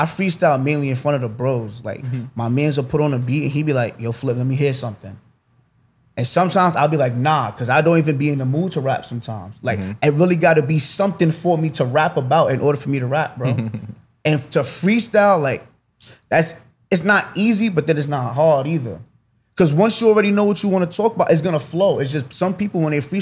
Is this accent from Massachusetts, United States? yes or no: no; New York City, New York, United States; also born or lived in Bronx, New York; I'm from Rosedale, Queens, Mobsdale